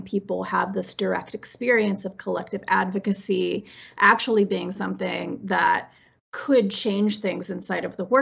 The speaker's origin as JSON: {"language": "English", "region": "West Virginia", "country": "United States", "tie": "born or raised there", "said": "I grew up in West Virginia in a family of coal miners"}